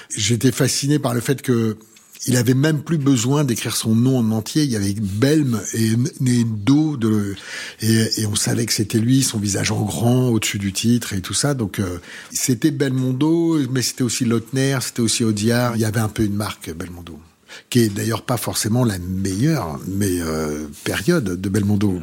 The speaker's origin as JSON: {"language": "French", "town": "Paris", "region": "Île-de-France", "country": "France", "tie": "born or raised there", "said": "je suis né à Paris, très proche des grands boulevards"}